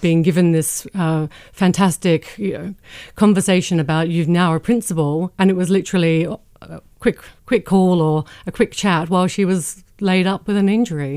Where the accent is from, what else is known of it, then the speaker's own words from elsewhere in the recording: Adelaide, South Australia, Australia; moved away; when I was growing up in Australia